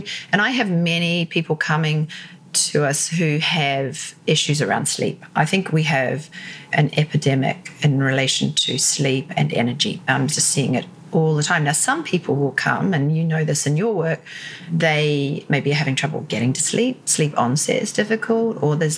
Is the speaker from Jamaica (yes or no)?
no; New Zealand; moved away as an adult; also born or lived in Sydney, Australia; now in London, United Kingdom; I'm originally from New Zealand